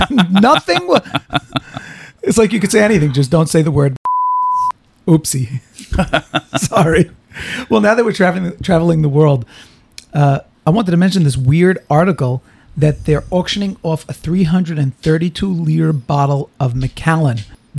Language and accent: English; United States; I'm an American.